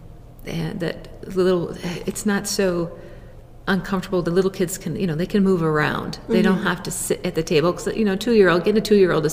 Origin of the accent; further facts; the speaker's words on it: Boulder, Colorado, United States; I grew up in the Boulder area, so that's a little bit of home for me.